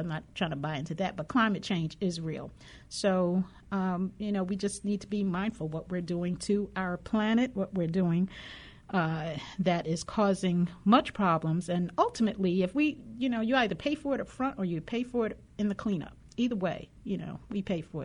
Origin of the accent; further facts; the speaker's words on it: New York, United States; moved away as an adult; also born or lived in Washington, D.C.; growing up in New York